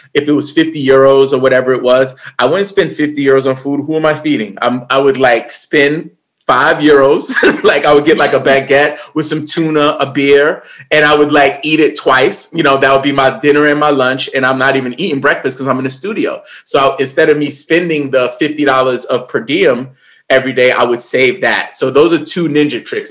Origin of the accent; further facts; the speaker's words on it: New York, United States; I grew up in New York in the late 80s, early 90s